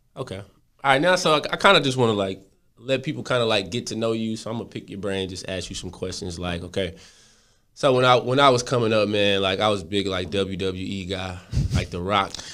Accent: Texas, United States; I'm from Texas

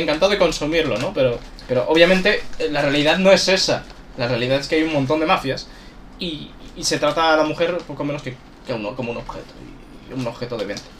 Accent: Galicia, Spain; Soy gallego

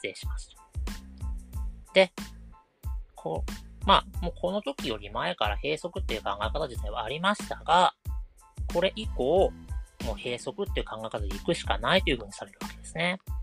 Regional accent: Kanagawa, Japan; 私は神奈川県の湘南の出身

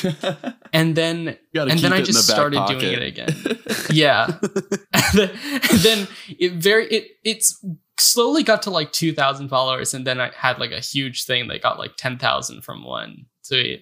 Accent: Florida, United States; I'm from Florida

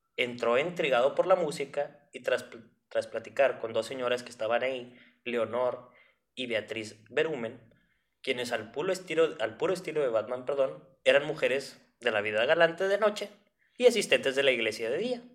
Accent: northern Mexico, Mexico; una persona de, del norte de México

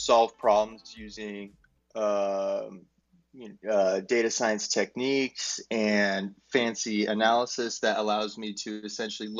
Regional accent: Arizona, United States; I'm from Arizona in the United States.

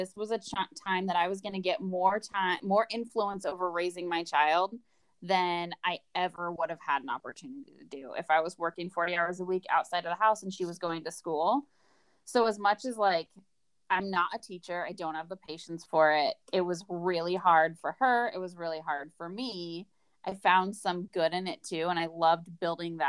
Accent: Portland, Oregon, United States; Basically born and raised. So I grew up near Portland in the suburbs outside of Portland

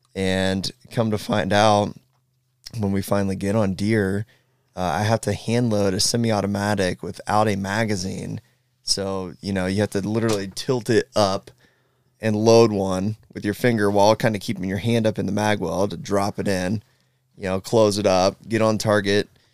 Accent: Southeastern Ohio, United States; I'm from Ohio, Southeastern Ohio, live in Columbus

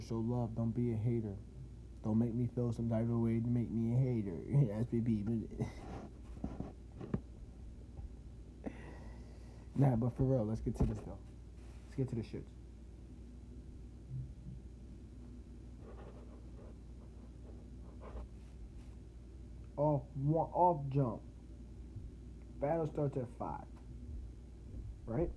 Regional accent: New Jersey, United States; I'm from Jersey.

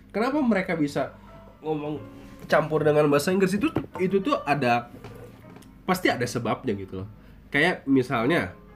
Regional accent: Malang, East Java, Indonesia; born there; gue orang Jawa ya

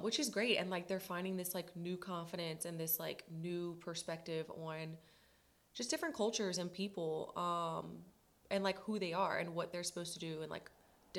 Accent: Lafayette, Louisiana, United States; also born or lived in St. Augustine, Florida / Billings, Montana; I was born and raised here in Lafayette, Louisiana

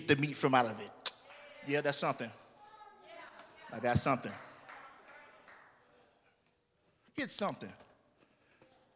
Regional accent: Orlando, Florida, United States; moved away; I'm from Orlando

